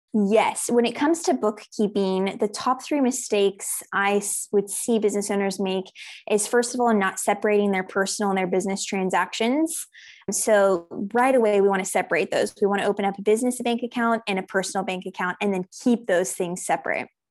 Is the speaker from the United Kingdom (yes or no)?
no; South Africa; also born or lived in United States; I'm originally from the United States, but I actually moved to South Africa when I was six years old. So I did all of my primary school, high school education here